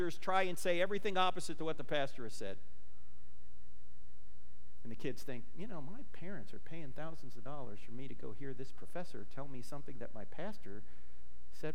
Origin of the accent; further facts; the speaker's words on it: New Jersey, United States; moved away; I'm originally from New Jersey.